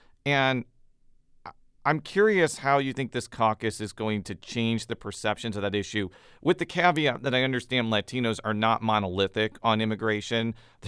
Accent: Chicago suburbs, Illinois, United States; I'm from the Chicago suburbs and grew up around a lot of people whose families immigrated from Mexico and other Central American countries.

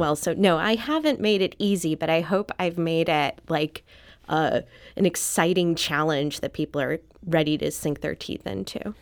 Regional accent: St. Louis, Missouri, United States; moved away as an adult; also born or lived in Philadelphia; I grew up in Saint Louis, and then was based out of Philadelphia for a l, really long time

